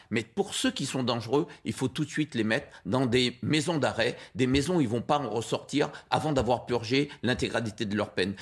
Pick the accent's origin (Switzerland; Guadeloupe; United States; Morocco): Guadeloupe; Je suis guadeloupéen, mais je viens de, cette immigration libanaise qui s'est installée en Guadeloupe